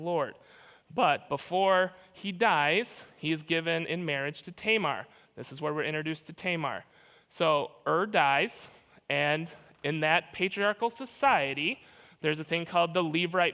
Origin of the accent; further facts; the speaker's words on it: Minnesota, United States; moved away; I grew up in Minnesota